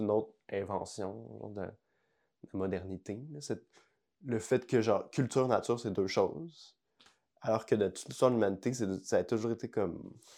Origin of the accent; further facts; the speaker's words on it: Montreal, Quebec, Canada; mon, cœur, c'est genre le, fleuve à Verdun